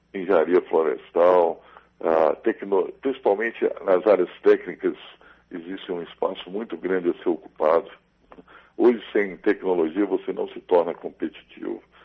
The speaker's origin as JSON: {"language": "Portuguese", "town": "Belo Horizonte", "region": "Minas Gerais", "country": "Brazil", "tie": "born or raised there", "said": "eu nasci em Belo Horizonte"}